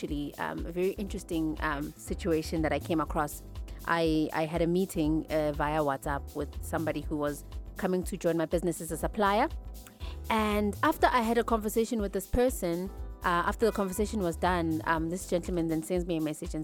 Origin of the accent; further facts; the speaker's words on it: Johannesburg, Gauteng, South Africa; I'm from Zola